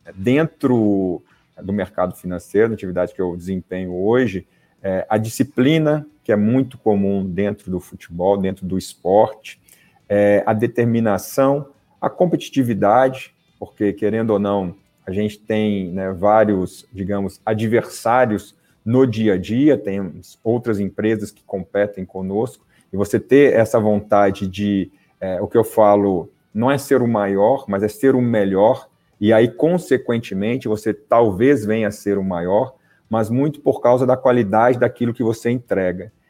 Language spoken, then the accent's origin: Portuguese; Belo Horizonte, Minas Gerais, Brazil; moved away as an adult; also born or lived in São Paulo; Sou de Belo Horizonte, é, fiz a minha categoria de base no América Mineiro